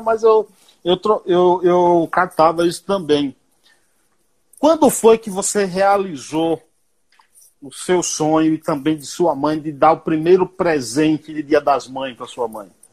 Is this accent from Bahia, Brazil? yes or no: yes; Bahia, Brazil; eu também sou baiano, também sou nordestino, sou baiano